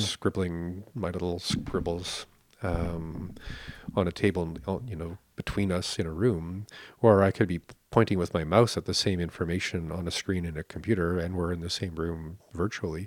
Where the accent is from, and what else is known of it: Canada